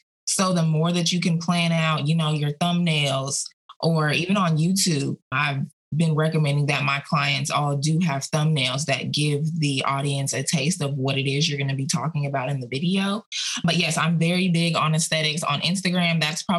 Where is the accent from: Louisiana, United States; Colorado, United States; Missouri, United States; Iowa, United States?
Colorado, United States; Aurora; accent: Southern; I was born and raised in Aurora, Colorado, yet I have a Southern accent. I've had a Southern accent since I was 10 years old.